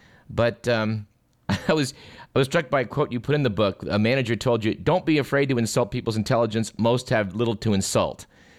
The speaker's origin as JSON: {"language": "English", "area": "Bay Area", "region": "California", "country": "United States", "tie": "born or raised there", "said": "I grew up in the Bay Area"}